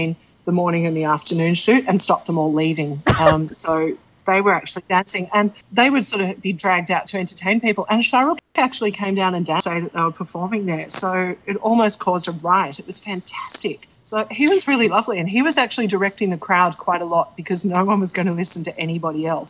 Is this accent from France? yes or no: no; Australia; I'm Australian